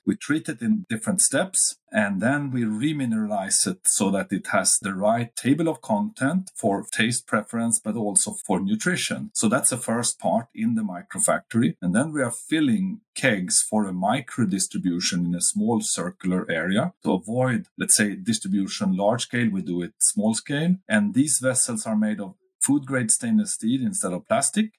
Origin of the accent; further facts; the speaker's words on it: Uppsala, Uppsala County, Sweden; my hometown Uppsala